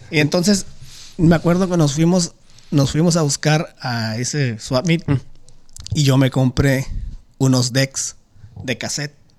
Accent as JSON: {"language": "Spanish", "town": "Tijuana", "region": "Baja California", "country": "Mexico", "said": "yo soy de Tijuana"}